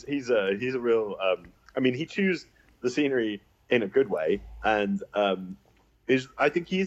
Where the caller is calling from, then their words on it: Massachusetts, United States; I'm in Massachusetts, in my house, in my dressing gown.